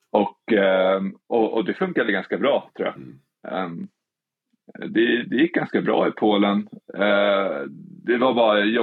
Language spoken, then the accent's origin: Swedish; Spain; Swedish is a second language; Jag kommer ju från Spanien där, liksom där man, sa alltså 110 fokuserad hela tiden.